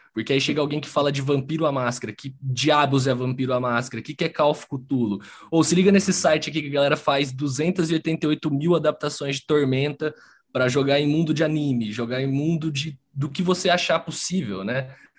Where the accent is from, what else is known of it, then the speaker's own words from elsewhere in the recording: interior of São Paulo, Brazil; moved away; Eu tenho um grupo na minha cidade natal, que é no interior de São Paulo